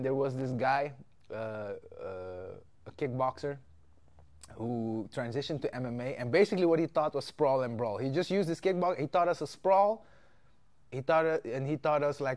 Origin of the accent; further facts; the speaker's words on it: Amsterdam, North Holland, Netherlands; also born or lived in Suriname; My mom moved here when I was 5, and now I'm here